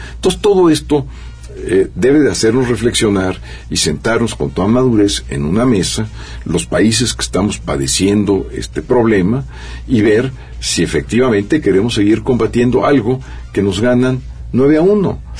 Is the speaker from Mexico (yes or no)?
yes; Mexico; los consumidores mexicanos pagamos precios mucho más altos